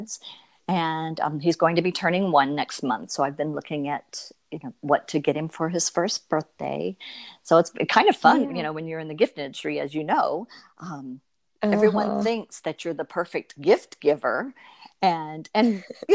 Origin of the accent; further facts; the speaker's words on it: Florida, United States; moved away as an adult; now in New York, United States; I was a native Floridian. So I've lived my entire life as a Floridian.